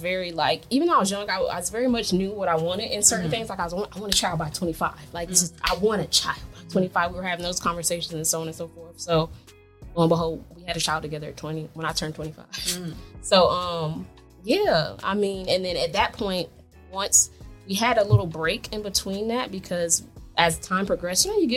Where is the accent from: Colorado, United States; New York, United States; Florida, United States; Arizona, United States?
Florida, United States; Jacksonville; moved away as an adult; also born or lived in Miami, Florida; now in Georgia, United States; I'm actually from Jacksonville, Florida.